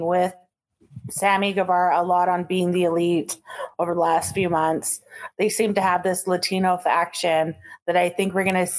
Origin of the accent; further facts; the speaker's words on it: Thunder Bay, Ontario, Canada; my hometown of Thunder Bay.